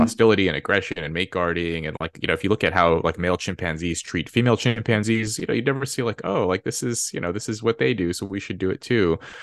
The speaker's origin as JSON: {"language": "English", "town": "Red Bluff", "region": "California", "country": "United States", "tie": "born or raised there", "moved": "yes", "said": "I grew up in Red Bluff, California"}